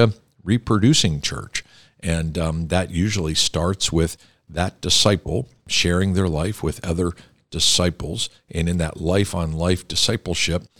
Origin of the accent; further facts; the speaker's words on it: Pittsburgh, Pennsylvania, United States; You come from the same area of the country and the state that I come from